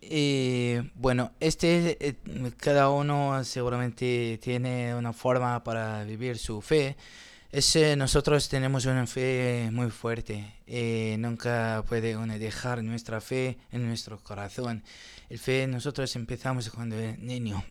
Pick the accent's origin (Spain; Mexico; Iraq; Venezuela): Iraq; Qaraqosh, Nineveh; Spanish is a second language; moved away as an adult; also born or lived in Erbil, Iraq; yo soy de una ciudad que se llama Carajos